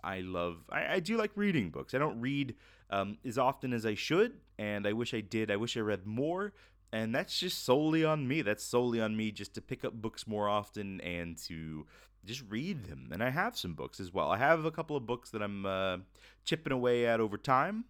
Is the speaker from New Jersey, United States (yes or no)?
no; Florida, United States; moved away; I'm originally from Florida